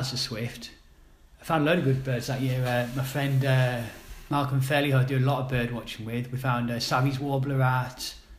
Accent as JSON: {"language": "English", "town": "Sheffield", "region": "Yorkshire and the Humber", "country": "United Kingdom", "said": "I came from Sheffield."}